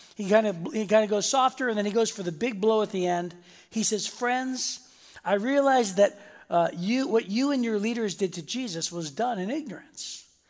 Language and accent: English; Youngstown, Ohio, United States; moved away; we grew up in Youngstown, Ohio